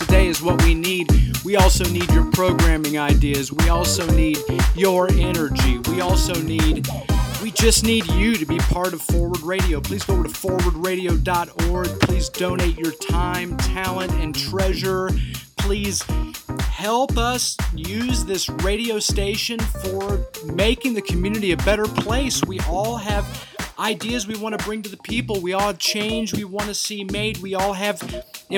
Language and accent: English; United States; being American, of being English speakers